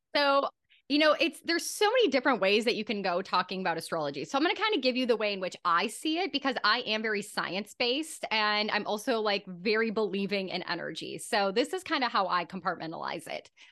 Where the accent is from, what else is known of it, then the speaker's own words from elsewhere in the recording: Germany; moved away; my home country of Germany